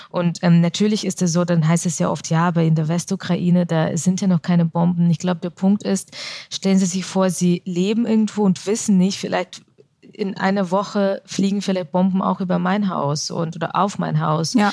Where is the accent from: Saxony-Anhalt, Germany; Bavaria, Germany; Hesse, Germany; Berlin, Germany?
Bavaria, Germany; Augsburg; mittlerweile identifiziere ich mich als Deutsche und diese Frage, wo kommen Sie her? Und wenn dann die Antwort Augsburg nicht ausreicht